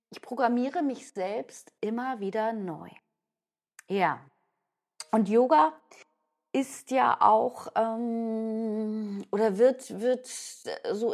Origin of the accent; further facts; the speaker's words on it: Hamburg, Germany; ich bin ja eben auch oft in Hamburg, ich bin Hamburgerin